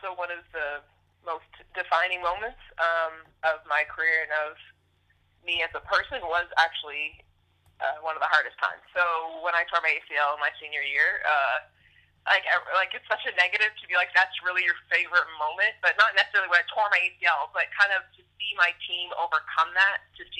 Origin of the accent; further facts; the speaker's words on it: Canada; moved away as an adult; Being a Canadian and being the only Canadian player to play there